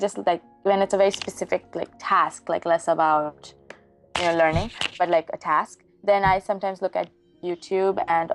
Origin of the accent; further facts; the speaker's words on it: India; moved away; I grew up in India